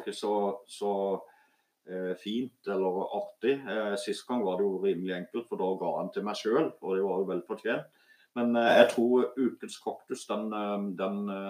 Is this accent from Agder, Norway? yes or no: yes; Voksdalen, Vegusdal, Agder, Norway; jeg vokste opp mye her